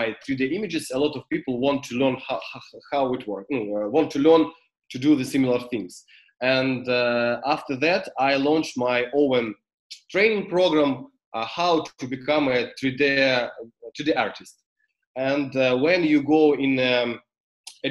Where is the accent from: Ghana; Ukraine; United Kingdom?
Ukraine; English is a second language; I'm from Ukraine